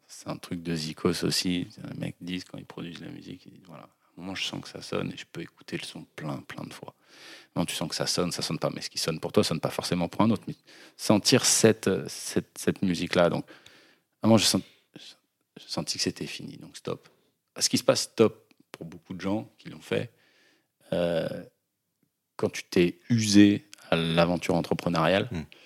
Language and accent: French; Lyon, Auvergne-Rhône-Alpes, France; moved away as an adult; also born or lived in Bordeaux; je suis né à Lyon